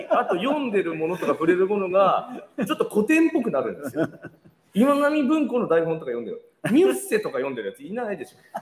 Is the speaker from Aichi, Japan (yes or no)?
yes; Nagoya, Aichi, Japan; moved away; 同じ名古屋界隈